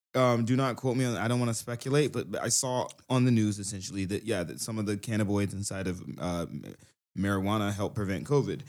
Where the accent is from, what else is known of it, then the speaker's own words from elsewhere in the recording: Brunswick, Georgia, United States; now in Tokyo, Japan; I'm from Brunswick, Georgia, and a lot of guys are really hard and gangster there